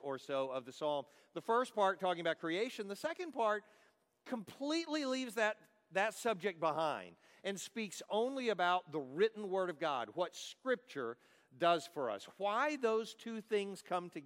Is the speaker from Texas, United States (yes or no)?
yes; Dallas, Texas, United States; I'm from Dallas. I live in Dallas, Texas